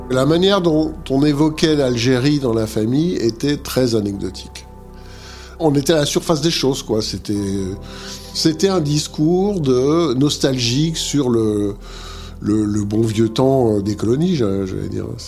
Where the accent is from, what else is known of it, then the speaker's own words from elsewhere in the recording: Montbéliard, Bourgogne-Franche-Comté, France; moved away as an adult; also born or lived in Paris; je suis né à Montbéliard, dans le Doubs